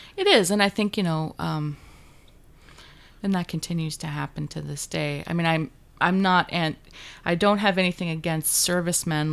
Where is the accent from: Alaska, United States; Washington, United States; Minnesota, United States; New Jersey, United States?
Alaska, United States; Juneau; moved away; I grew up in Alaska's capital in Juneau